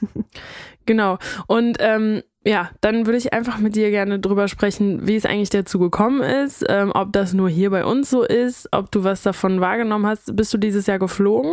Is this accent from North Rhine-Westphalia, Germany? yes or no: yes; North Rhine-Westphalia, Germany; Wir kommen aus NRW